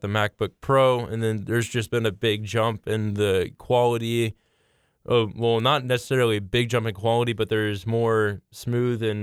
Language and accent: English; Mulvane, Kansas, United States; moved away as an adult; now in Lawrence, United States; I'm from Mulvane, Kansas, but a lot of people won't know what Mulvane is.